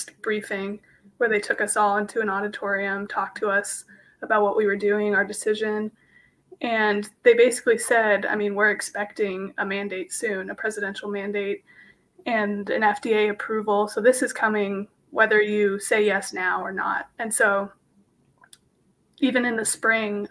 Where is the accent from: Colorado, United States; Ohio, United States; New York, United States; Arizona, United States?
Arizona, United States; Phoenix; I'm from Phoenix, Arizona